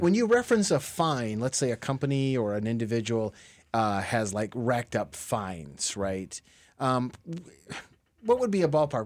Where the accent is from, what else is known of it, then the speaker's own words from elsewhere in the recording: Michigan, United States; now in Lakeland, United States; I'm from Michigan